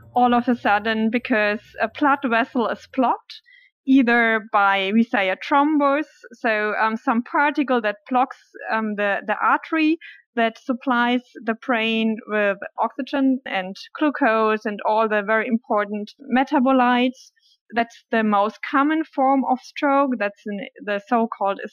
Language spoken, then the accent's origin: English; Germany; I'm from Germany. I grew up in Germany